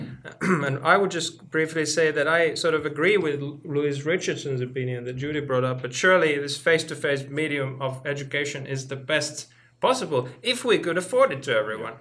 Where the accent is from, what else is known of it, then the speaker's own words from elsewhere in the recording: Finland; moved away as an adult; now in Oxford, United Kingdom; I'm from Finland